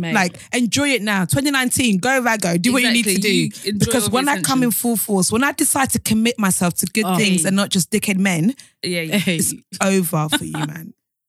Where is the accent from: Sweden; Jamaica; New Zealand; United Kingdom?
Jamaica; I'm Jamaican.